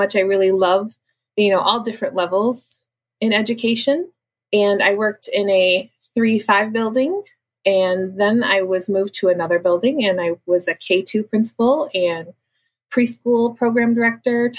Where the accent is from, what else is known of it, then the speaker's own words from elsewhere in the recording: Cadillac, Michigan, United States; also born or lived in North Branch, Michigan; I actually was born and raised in Cadillac